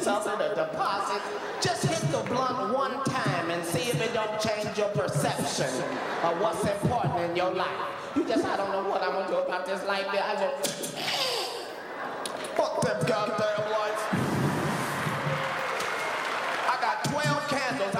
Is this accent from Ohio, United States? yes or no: yes; Cincinnati, Ohio, United States; now in Los Angeles, United States; where I grew up in Avondale